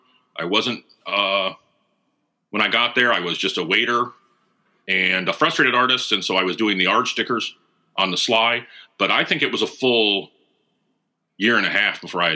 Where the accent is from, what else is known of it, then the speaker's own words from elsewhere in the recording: Venice, Florida, United States; I am from right here where I am right now. I am from Venice, Florida. I was born and raised here. I was born in 1968. I was one of the last babies born in the local hospital before they closed the nursery